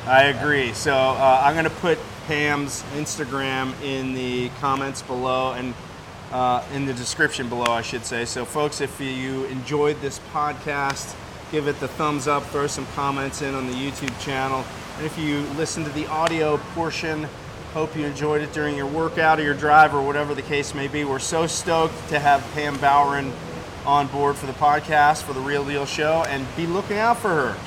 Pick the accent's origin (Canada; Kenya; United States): United States; East Coast of the U.S.; now in Southern California, United States; where I grew up on the East Coast of the U.S.